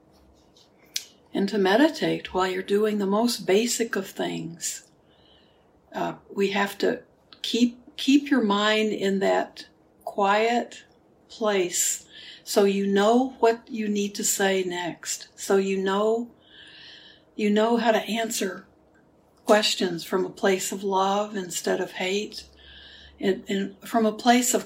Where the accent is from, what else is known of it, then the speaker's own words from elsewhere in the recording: Houston, Texas, United States; moved away; Houston where I grew up, where I was born. So my hometown